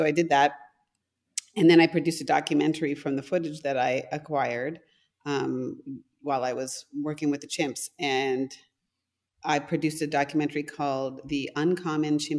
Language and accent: English; Canada; first language German; English is a second language; also born or lived in London, Ontario / Calgary, Alberta; I'm from Canada.